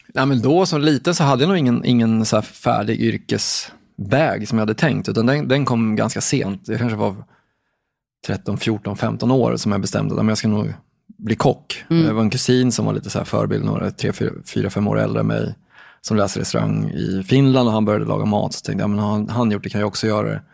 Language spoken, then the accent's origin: Swedish; Katrineholm, Södermanland, Sweden; Jag kommer från en liten stad som heter Katrineholm i Sörmland.